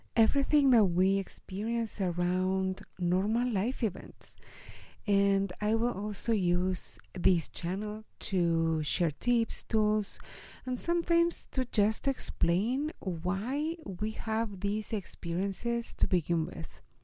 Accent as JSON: {"language": "English", "country": "Chile", "said": "I am from Chile and I live here in Chile with my husband"}